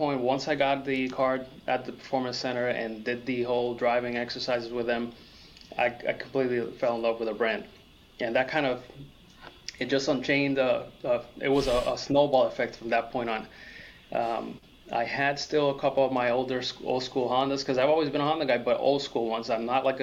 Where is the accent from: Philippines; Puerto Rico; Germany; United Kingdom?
Puerto Rico; moved away as an adult; also born or lived in Massachusetts; now in Florida, United States; I grew up in Puerto Rico, I was born in Massachusetts, but I moved to Puerto Rico when I was 7.